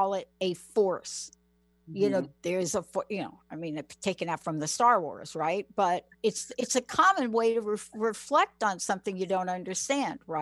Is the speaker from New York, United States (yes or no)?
yes; New York City, New York, United States; I'm a kid from the Bronx. I'm a kid from the projects